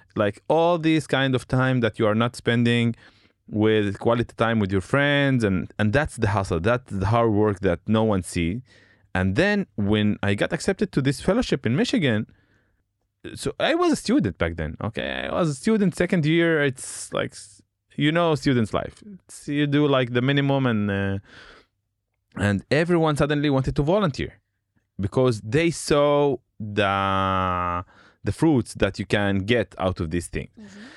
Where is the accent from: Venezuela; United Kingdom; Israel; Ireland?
Israel; Shefa-'Amr, Northern District; English is a second language; also born or lived in Haifa; I grew up in Shafamer, which is uh, in the Galilee area